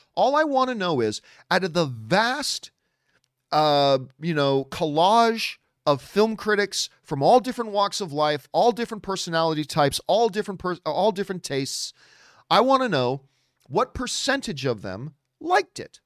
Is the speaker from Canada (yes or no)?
yes; Hamilton, Ontario, Canada; also born or lived in Halifax, Nova Scotia; Now, I am a Hamilton boy. That is my hometown. Hamilton is my hometown